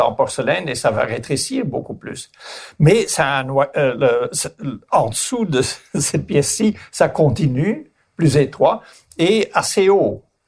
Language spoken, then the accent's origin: French; Flanders, Belgium; mon pays natal, qui est la Flandre, en Belgique